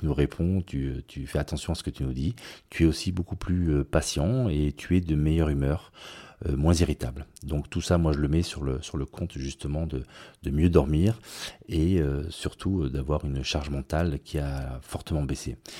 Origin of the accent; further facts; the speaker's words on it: Nice, Provence-Alpes-Côte d'Azur, France; now in Basque Country, France; j'ai grandi à Nice